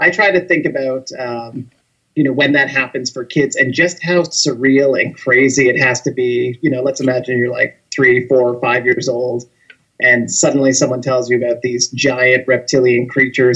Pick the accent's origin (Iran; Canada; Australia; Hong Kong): Canada; a small town in Ontario; now in Toronto, Canada; I'm originally from a small town in Ontario, which is a province in Canada